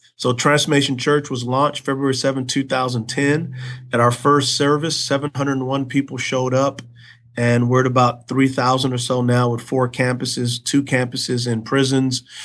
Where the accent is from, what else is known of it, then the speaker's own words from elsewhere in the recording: San Antonio, Texas, United States; I grew up in San Antonio, Texas.